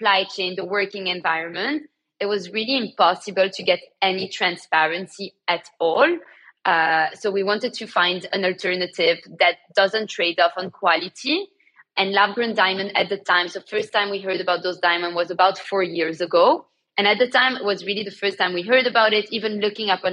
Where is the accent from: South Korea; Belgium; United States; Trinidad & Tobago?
Belgium; Antwerp, Flanders; born or raised there; moved away as an adult; now in London, United Kingdom